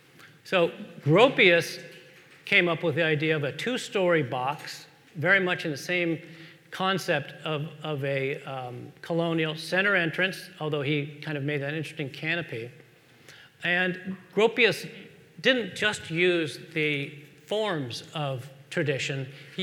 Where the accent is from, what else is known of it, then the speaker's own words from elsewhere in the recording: California, United States; moved away; I'm originally from California